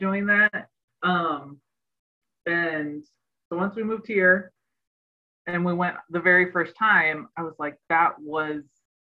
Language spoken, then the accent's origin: English; Illinois, United States; moved away as an adult; also born or lived in Cincinnati; now in Charlotte, United States; I grew up in Illinois